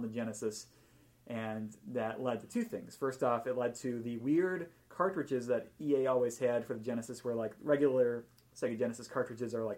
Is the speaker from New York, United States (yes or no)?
yes; Buffalo, New York, United States; my hometown of Buffalo, New York